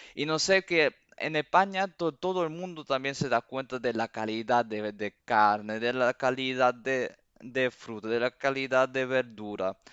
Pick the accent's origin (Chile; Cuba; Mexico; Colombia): Cuba; moved away; also born or lived in Seville, Spain; yo en mi, corazón soy cubano